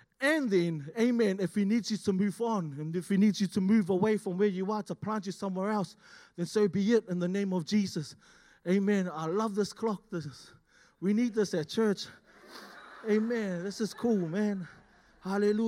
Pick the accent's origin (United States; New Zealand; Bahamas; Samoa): New Zealand; Auckland; moved away as an adult; now in Australia; I'm originally from Auckland, born and raised